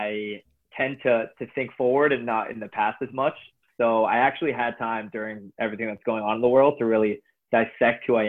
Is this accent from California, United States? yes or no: yes; Los Angeles, California, United States; My dad is Canadian, born and raised in Canada, and I'm from